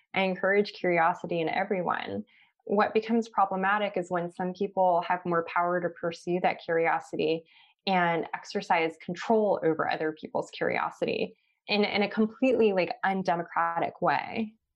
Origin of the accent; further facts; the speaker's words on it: Los Angeles, California, United States; growing up in Los Angeles